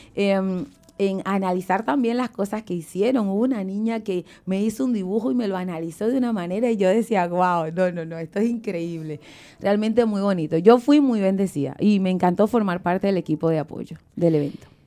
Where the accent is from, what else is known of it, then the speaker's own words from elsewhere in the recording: Ocumare de la Costa de Oro, Aragua, Venezuela; moved away; el pueblo donde yo nací, Ocumare de la Costa de Oro